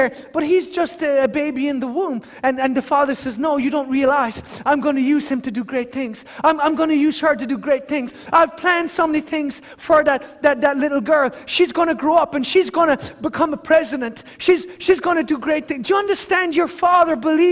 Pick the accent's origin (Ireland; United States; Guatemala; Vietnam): Ireland; us as Irish people